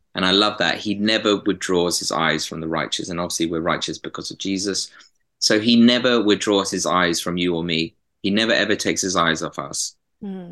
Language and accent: English; Epsom, South East England, United Kingdom; now in Manchester, United Kingdom; I'm from Epsom originally, uh, near southwest London